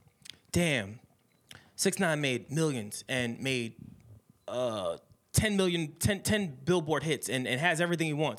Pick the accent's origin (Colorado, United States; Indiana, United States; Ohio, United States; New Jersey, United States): New Jersey, United States; Secaucus; I'm from Sea Caucus